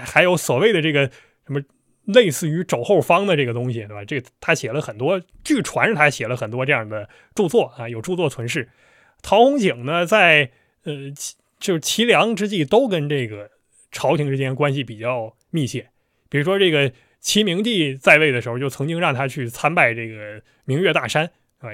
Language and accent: Chinese; China; 我们中国人